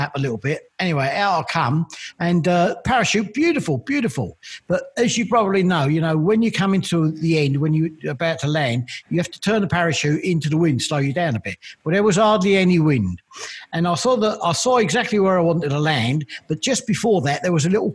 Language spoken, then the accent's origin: English; London, United Kingdom; moved away as an adult; also born or lived in North Suffolk; now in Suffolk, United Kingdom; I'm from good old Canning Town and brought up there